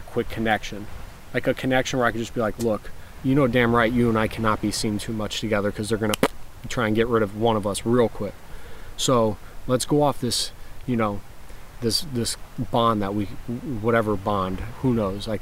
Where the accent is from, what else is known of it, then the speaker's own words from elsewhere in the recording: Florida, United States; I'm from Florida